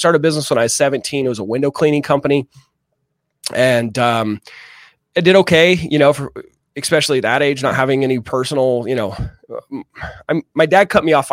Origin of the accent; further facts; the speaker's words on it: Utah, United States; I grew up here in Utah